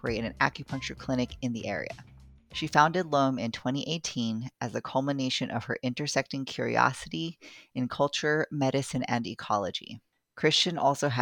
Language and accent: English; United States; now in Baltimore, United States; My ancestry is mostly Tagalog and some Chinoy, but I was raised here on Turtle Island